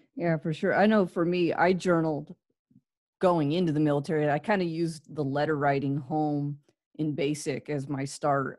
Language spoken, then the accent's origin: English; California, United States; moved away; also born or lived in Midwest / Florida; I grew up in California